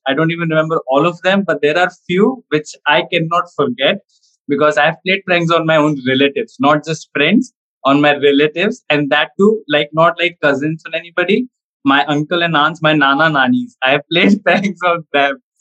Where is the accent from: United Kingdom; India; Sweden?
India; being Indian, we have to focus on studies more